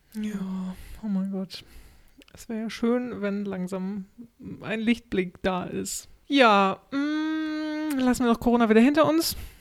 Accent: Germany; now in Sweden

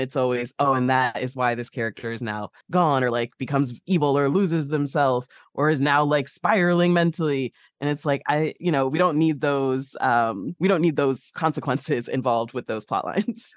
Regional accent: Midwest, United States; I'm from the Midwest.

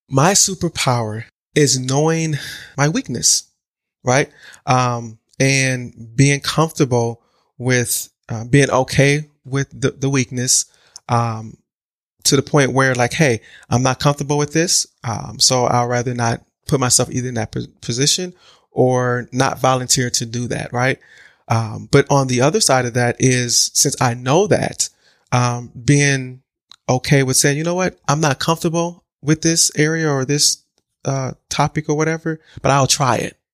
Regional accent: Milwaukee, Wisconsin, United States; born and raised in Milwaukee, um, Milwaukee, Wisconsin

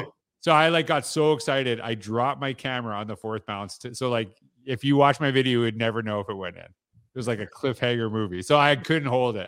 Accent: Saskatchewan, Canada; I grew up in Saskatchewan

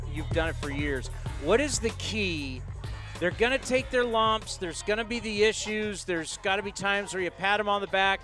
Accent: San Diego, California, United States; when I was growing up in San Diego

